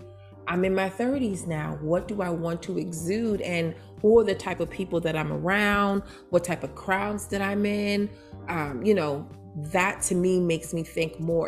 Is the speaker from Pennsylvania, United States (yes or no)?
no; New York City, New York, United States; moved away; also born or lived in Baltimore, Maryland; Growing up in Brooklyn, New York, come on, Jay's all day, Tommy Hilfiger.